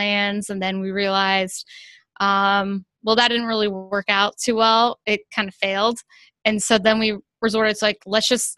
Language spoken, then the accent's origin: English; Ohio, United States; I grew up in Ohio